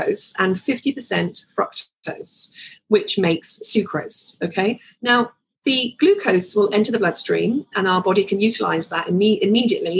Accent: London, United Kingdom; I was born actually in Islington

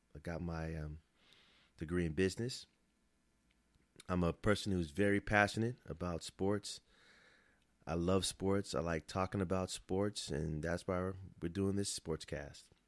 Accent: Los Angeles, California, United States; I'm a thirty-nine-year-old black guy from Los Angeles

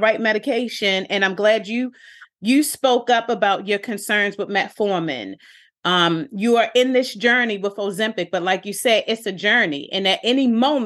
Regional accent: Baltimore, Maryland, United States; I'm from Park Heights, I'm from West Baltimore.

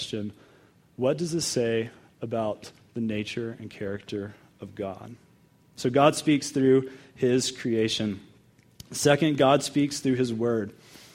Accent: Dallas, Texas, United States; also born or lived in Denver area, Colorado; now in Colorado, United States; I'm from Texas. The Broncos are my number one team now. So I grew up in Dallas

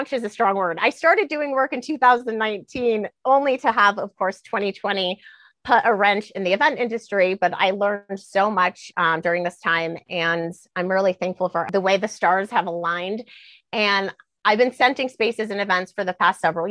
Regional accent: Denver, Colorado, United States; also born or lived in Cheyenne, Wyoming / Washington, D.C.; I was born in Cheyenne, Wyoming. I grew up in Denver, Colorado

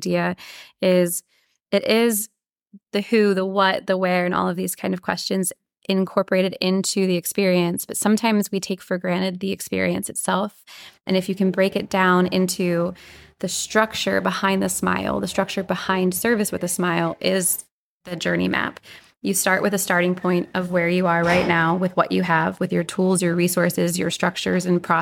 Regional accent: Lancaster, Pennsylvania, United States; moved away as an adult; also born or lived in Orlando, Florida / Philadelphia, Pennsylvania / St. Thomas, U.S. Virgin Islands / Northern Virginia; now in Grand Cayman; I'm from Lancaster, Pennsylvania, and left right after high school

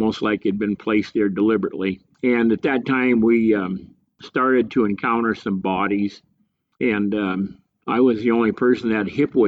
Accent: Custer State Park, South Dakota, United States; also born or lived in Rapid City, South Dakota; I grew up in Custer State Park, and my mom and dad were still living down there

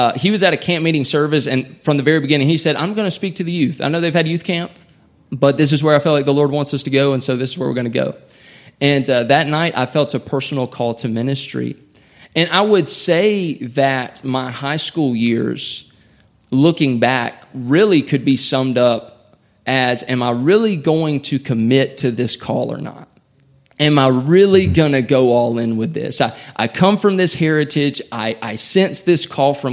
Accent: South Carolina, United States; also born or lived in Elberton, Georgia; my home state of South Carolina

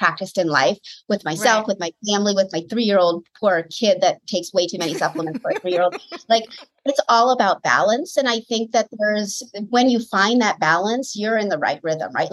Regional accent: Washington, District of Columbia, United States; moved away as an adult; also born or lived in Connecticut; now in Southern California, United States; I'm from the East Coast, born and raised in Washington, D.C. area.

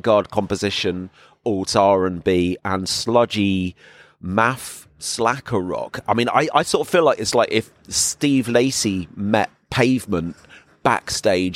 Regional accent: England, United Kingdom; moved away as an adult; now in Berlin, Germany; I'm English. But I've been living here for about 6 years now

